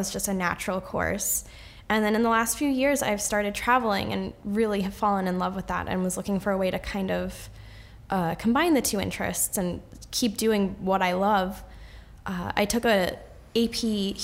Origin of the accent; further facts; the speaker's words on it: Danbury, Connecticut, United States; I grew up in Danbury.